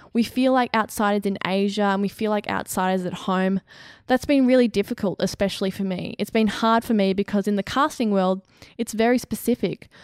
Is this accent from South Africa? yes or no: no; Australia; as an Australian